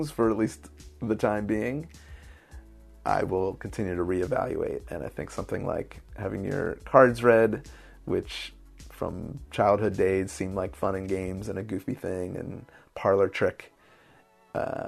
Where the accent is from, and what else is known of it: Philadelphia, Pennsylvania, United States; born or raised there; now in Baltimore, United States